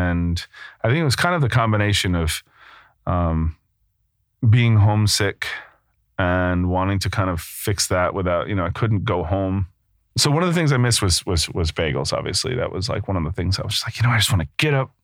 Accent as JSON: {"language": "English", "region": "New York", "country": "United States", "tie": "born or raised there", "also_born_or_lived": "Brooklyn / Rhode Island", "moved": "as an adult", "lives_now": "London, United Kingdom", "said": "I'm from New York, just outside the city. I grew up eating bagels like everybody does in the area"}